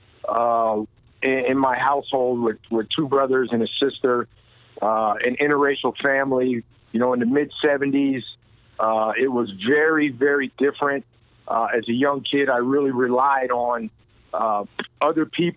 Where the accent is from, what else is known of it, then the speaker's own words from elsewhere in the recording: Allentown, Pennsylvania, United States; I was a Boys and Girls Club kid growing up in Allentown, Pennsylvania